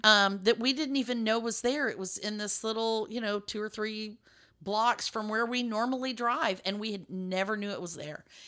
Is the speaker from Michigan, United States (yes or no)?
no; Lubbock, Texas, United States; now in Dallas, United States; I grew up in West Texas